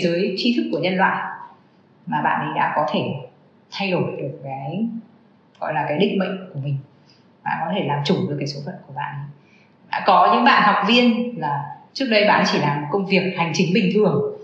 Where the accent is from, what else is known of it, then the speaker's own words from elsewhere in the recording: Vietnam; người mình là người Việt Nam